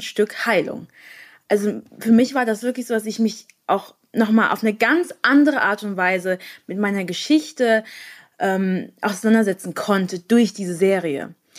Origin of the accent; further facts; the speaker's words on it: near Frankfurt, Hesse, Germany; ich komme aus der Nähe von Frankfurt